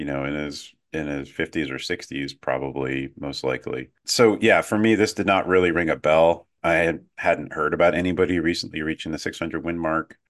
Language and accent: English; United States; an American soccer fan